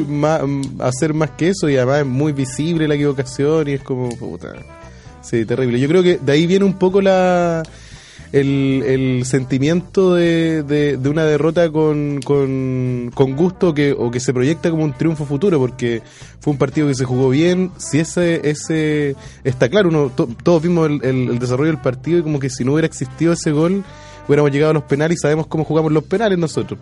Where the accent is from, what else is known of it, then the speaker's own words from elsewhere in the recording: Chile; como buenos chilenos